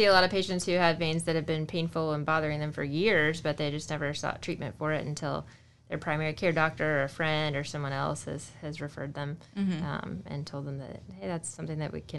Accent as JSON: {"language": "English", "region": "South Carolina", "country": "United States", "moved": "as an adult", "lives_now": "Winston-Salem, United States", "said": "I'm from South Carolina originally, but I've been in Winston-Salem for about 5 years now, and we like it here"}